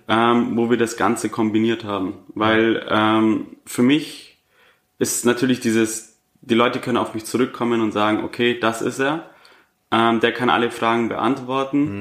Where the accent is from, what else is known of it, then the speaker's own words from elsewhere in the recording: Augsburg, Bavaria, Germany; 25 Jahre jung und komme aus Augsburg